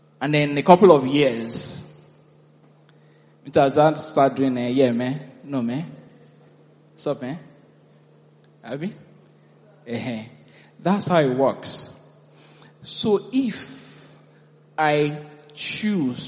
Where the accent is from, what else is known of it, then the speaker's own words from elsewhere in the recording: Nigeria; moved away as an adult; I'm a Nigerian